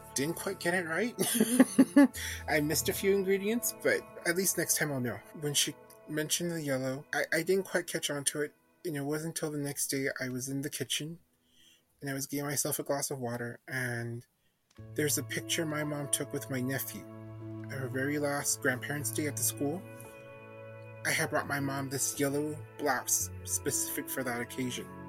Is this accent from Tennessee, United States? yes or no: no; El Paso, Texas, United States; I'm from El Paso, Texas